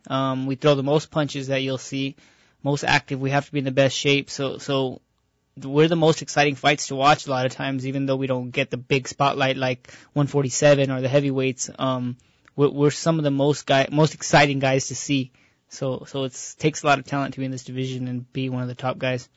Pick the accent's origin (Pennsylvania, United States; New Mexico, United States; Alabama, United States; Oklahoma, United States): New Mexico, United States; Albuquerque; I was born in Albuquerque, New Mexico, and I was raised in Albuquerque, New Mexico